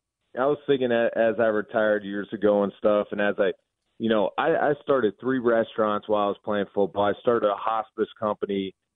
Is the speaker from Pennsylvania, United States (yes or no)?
yes; Pittsburgh, Pennsylvania, United States; moved away as an adult; now in Toledo, United States; I'm from Pittsburgh, born and raised in Pittsburgh. We live in Toledo, Ohio now. Went to school at Toledo, met my wife here.